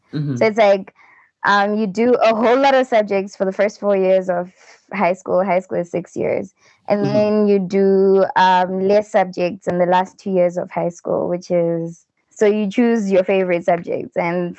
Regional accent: Zimbabwe; I come from Zimbabwe. That's in Africa, Southern Africa. I'm dual ethnic, so I'm Ndebele and I'm Shona, which are two tribes that are here in Zimbabwe.

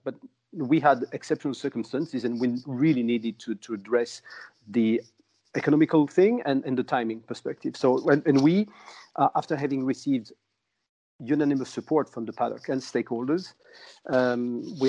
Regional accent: Angoulême, Nouvelle-Aquitaine, France; I'm in Angoulême, uh, which is my hometown, 100 kilometers north Bordeaux

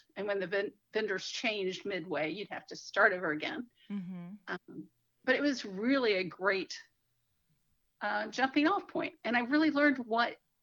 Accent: Atlanta, Georgia, United States; also born or lived in South Florida / New York; now in Charlotte, United States; I grew up in Atlanta

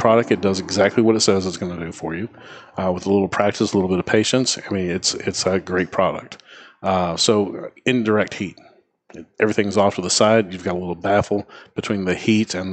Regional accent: Memphis, Tennessee, United States; moved away; I grew up in Memphis, Tennessee

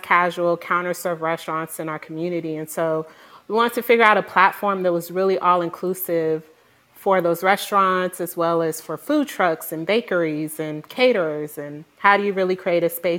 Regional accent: Houston, Texas, United States; moved away as an adult; also born or lived in Florida / New York / New Jersey; I am originally from Houston

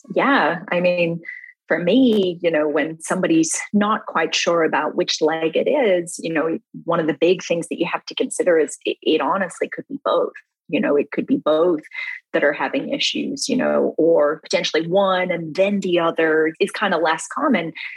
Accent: Melbourne, Victoria, Australia; also born or lived in Western Australia; I grew up in Australia um, in a city called Melbourne.

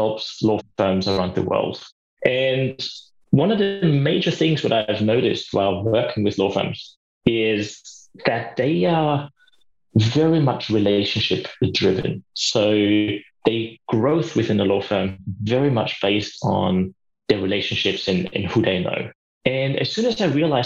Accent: Austria; now in Australia; As you probably know from my accent as well, and the listeners might see that I'm from Austria originally. I live in Australia

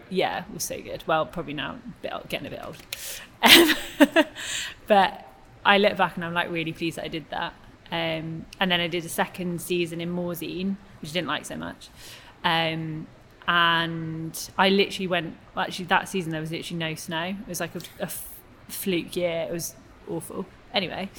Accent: Cheltenham, South West England, United Kingdom; also born or lived in Newcastle / Cardiff; I'm originally from Newcastle, and then when I was nine, I moved to Cheltenham. So I'd say I was brought up and raised in Cheltenham

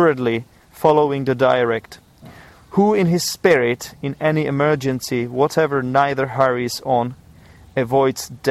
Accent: Czechia; I am from the Czech Republic. We have some culture here.

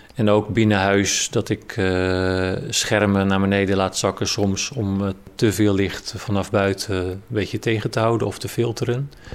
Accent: Rotterdam area, South Holland, Netherlands; now in Amersfoort, Netherlands; Ik kom oorspronkelijk uit Rotterdam, omgeving

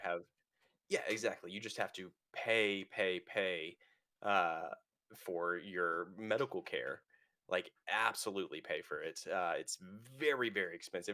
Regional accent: United States; I'm an American

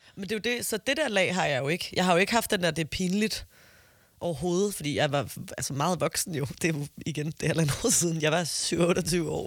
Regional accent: Copenhagen, Capital Region of Denmark, Denmark; Jeg er fra Amager, det er jo ikke en mm. provins

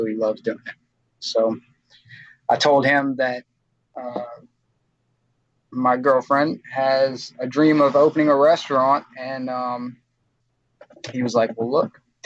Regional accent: Baton Rouge, Louisiana, United States; I grew up in Baton Rouge, Louisiana, out here on them streets

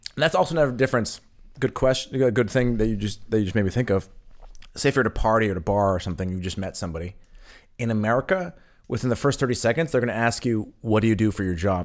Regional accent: West Coast, United States; moved away as an adult; now in Berlin, Germany; for me in the West Coast

